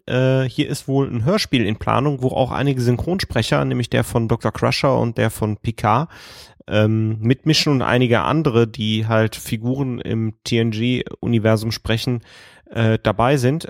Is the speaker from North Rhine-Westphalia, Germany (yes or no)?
yes; Erkelenz, North Rhine-Westphalia, Germany; moved away; wo Erkelenz doch mein Geburtsort ist